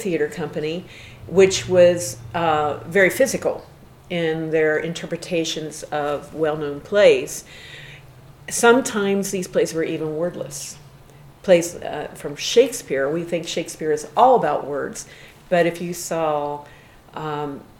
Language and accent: English; Western Pennsylvania, United States; I was born and raised in Western Pennsylvania, and I came from a small town